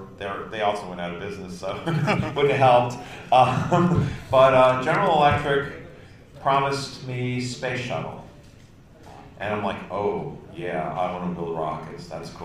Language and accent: English; Summit, New Jersey, United States; now in Delaware, United States; Originally, I'm from New Jersey, USA. I was born in Summit, New Jersey, and I lived there almost my whole life. 3 years, 4 years ago, I moved to Delaware, across the river.